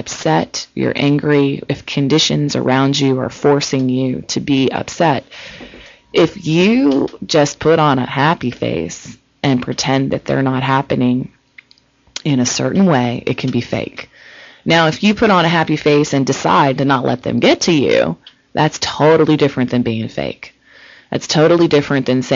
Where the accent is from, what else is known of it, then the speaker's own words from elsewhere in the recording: Ohio, United States; now in California, United States; I'm originally from Ohio